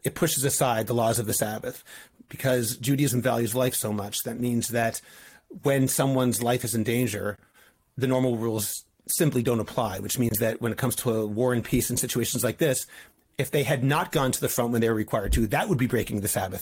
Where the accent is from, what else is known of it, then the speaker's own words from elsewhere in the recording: Boston, Massachusetts, United States; now in Ramat Beit Shemesh, Israel; I'm from Boston